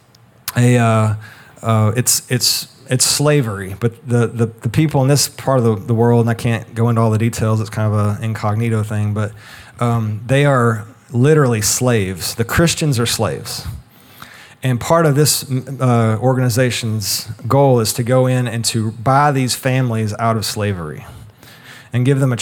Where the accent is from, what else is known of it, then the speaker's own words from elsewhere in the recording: United States; we as a people, as an American people